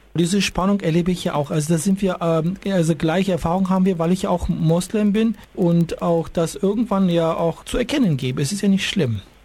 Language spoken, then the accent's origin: German; Turkey; now in Munich, Germany; ich bin der normalste Türke, den es gibt.